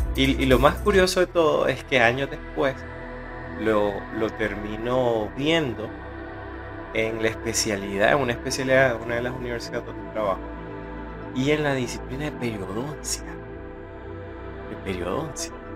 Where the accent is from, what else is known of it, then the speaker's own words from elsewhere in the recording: Nicaragua; aquí en mi país, en Nicaragua